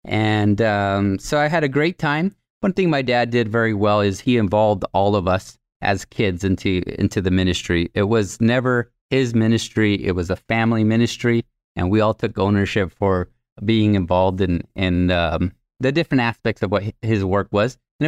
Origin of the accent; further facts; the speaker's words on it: Tamaulipas, Mexico; first language Spanish; English is a second language; right across the border from Laredo, Texas. So I grew up with 50 brothers and sisters. Spanish was my first language